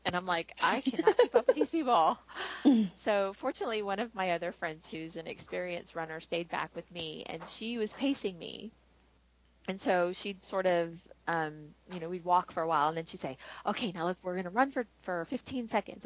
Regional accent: Florida, United States; I grew up in Florida

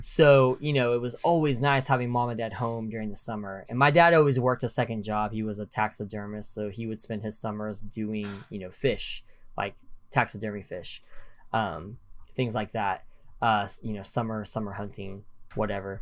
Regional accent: Oklahoma, United States; I am from Oklahoma

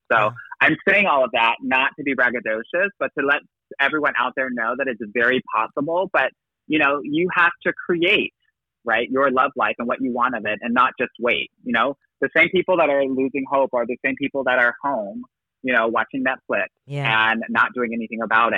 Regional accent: California, United States; I'm originally from California

